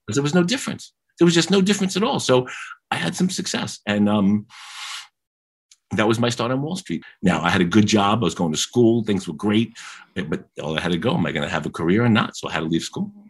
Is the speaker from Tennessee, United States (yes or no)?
no; New York City, New York, United States; I'm a kid from Queens